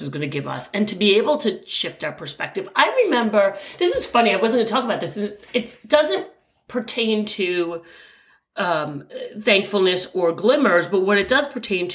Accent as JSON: {"language": "English", "region": "New York", "country": "United States", "said": "being a New Yorker"}